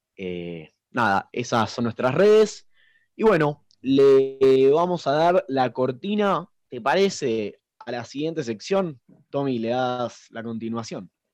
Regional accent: Argentina; nosotros los argentinos tenemos ese sentimiento

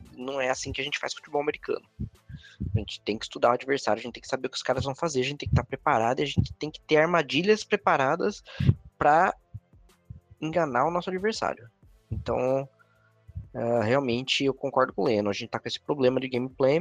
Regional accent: Brazil; Somos brasileiros

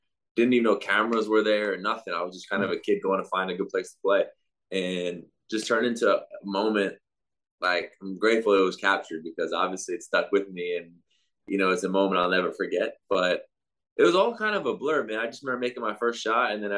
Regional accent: New York, United States; moved away; also born or lived in Indianapolis / Spain; growing up in New York, basketball was very big

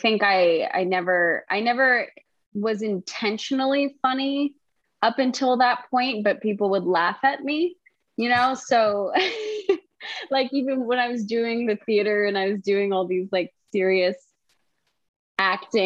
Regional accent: Wellesley, Massachusetts, United States; I'm from Massachusetts. I'm from Wellesley, Massachusetts

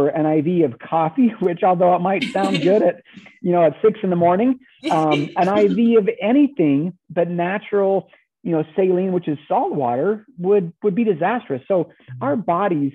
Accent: Southern Utah, United States; I grew up in Southern Utah, kind of Southern Central Utah.

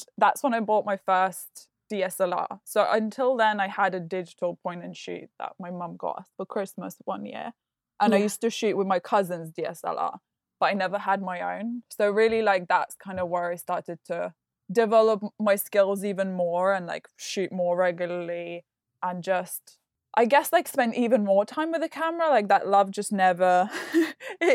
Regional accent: Lithuania; English is a second language; moved away; Lithuania, which is where I grew up.

